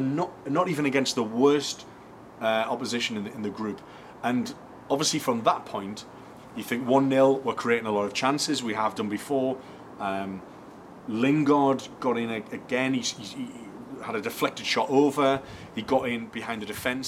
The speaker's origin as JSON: {"language": "English", "town": "Newcastle upon Tyne", "region": "North East England", "country": "United Kingdom", "said": "I'm a Geordie"}